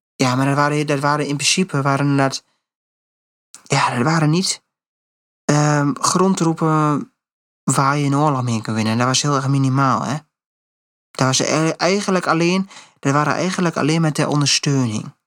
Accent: Netherlands; als Nederland, als Nederlander, als westerse mensen

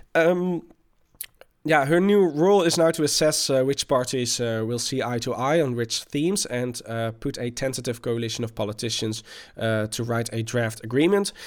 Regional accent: Delft, South Holland, Netherlands; comes from my hometown of Delft

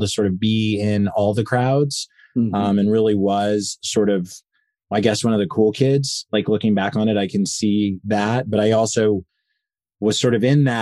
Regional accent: Enid, Oklahoma, United States; moved away as an adult; I grew up in Enid, Oklahoma, which is about 2 hours west of Tulsa, Oklahoma

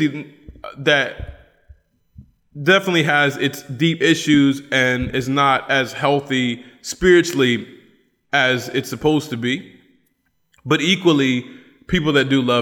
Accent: Appalachia, United States; accent: Appalachian; moved away; also born or lived in Cochabamba, Bolivia; my Appalachian accent

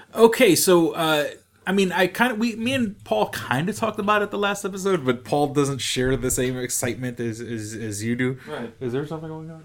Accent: New York City, New York, United States; moved away; I'm disgustingly from New York City

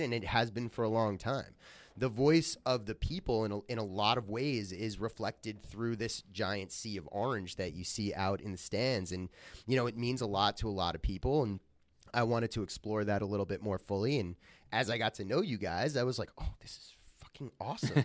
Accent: Long Island, New York, United States; now in New Jersey, United States; I grew up on Long Island

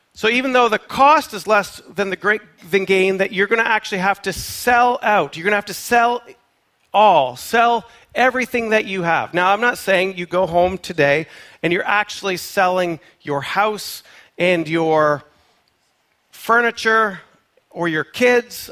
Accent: Canada; moved away; I am a Canadian, born and raised

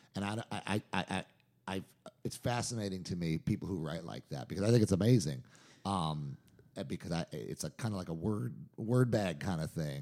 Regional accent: New York, United States; I'm from New York and my wife's a Jew

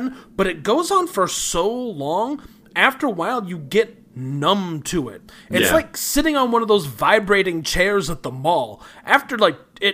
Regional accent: Elgin, Illinois, United States; Elgin, Illinois.

